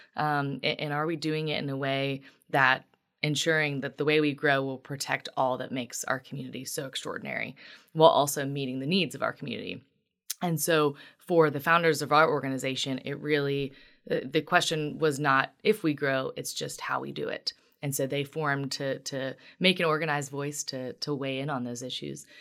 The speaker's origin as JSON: {"language": "English", "town": "Union", "region": "Kentucky", "country": "United States", "tie": "born or raised there", "moved": "as an adult", "lives_now": "Lexington, United States", "said": "I am originally from Union in Boone County in Northern Kentucky. So, I was born and raised there"}